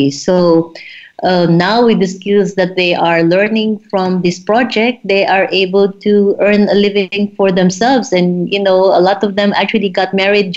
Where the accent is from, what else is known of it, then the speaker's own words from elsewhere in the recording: Philippines; also born or lived in South America / Germany; now in Zanzibar, Tanzania; I come from the Philippines, and I lived in South America, and then in Germany.